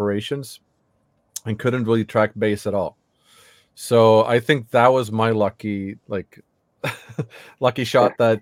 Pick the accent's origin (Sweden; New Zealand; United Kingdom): Sweden; from Sweden and the band … and the band …